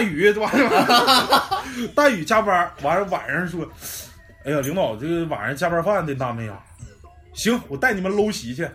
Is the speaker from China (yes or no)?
yes; Northeast China, China; accent: Northeastern; 我们几位主播也来自于我国的东北部